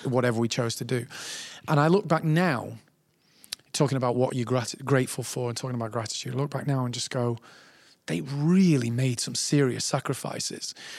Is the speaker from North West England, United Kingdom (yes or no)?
yes; Manchester, North West England, United Kingdom; I'm from Manchester